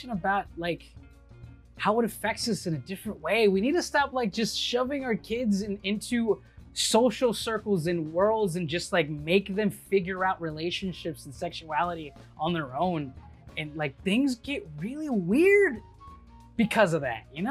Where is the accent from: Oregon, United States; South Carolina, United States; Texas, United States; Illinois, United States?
Texas, United States; I grew up in Texas and like I grew up as a kid here